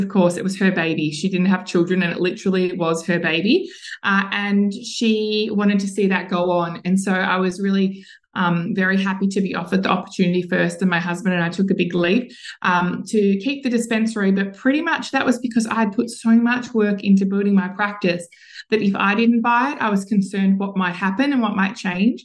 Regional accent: Mount Martha, Victoria, Australia; in my hometown in Mount Martha down here on the Mornington Peninsula

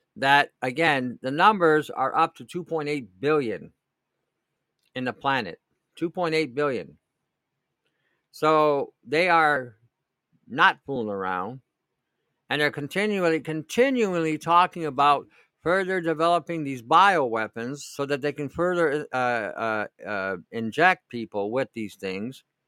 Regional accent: Detroit, Michigan, United States; now in New York, United States; where I grew up in Detroit

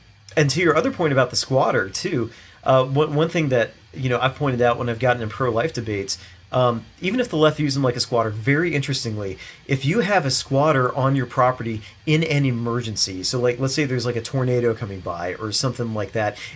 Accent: Maryland, United States; I grew up in Maryland

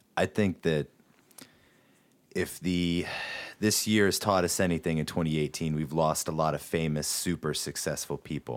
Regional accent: Morgantown, West Virginia, United States; We always take a lot of pride in telling everyone we're from Morgantown, West Virginia

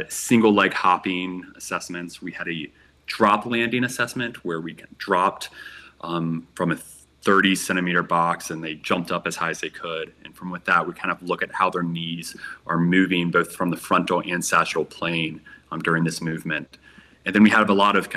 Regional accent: Virginia, United States; moved away as an adult; also born or lived in Colorado; I was born and raised on the East Coast in the state of Virginia.

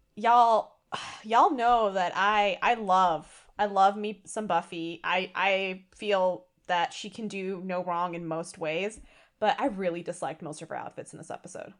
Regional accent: India; as an Indian

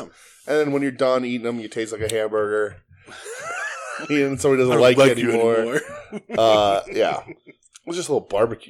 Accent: Pennsylvania, United States; I'm from Pennsylvania.

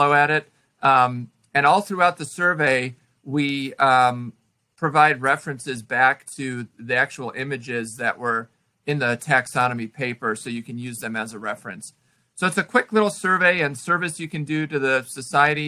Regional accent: Illinois, United States; where I grew up in Illinois

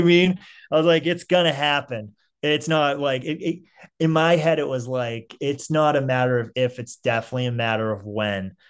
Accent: Saugus, Massachusetts, United States; also born or lived in Salem, Massachusetts; I'm from Saugus

